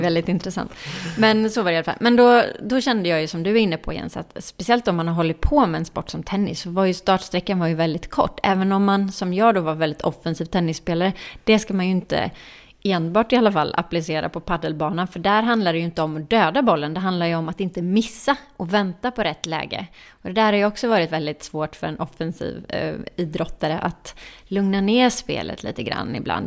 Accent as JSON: {"language": "Swedish", "town": "Jönköping", "region": "Jönköping County", "country": "Sweden", "tie": "born or raised there", "moved": "yes", "said": "min hemstad Jönköping"}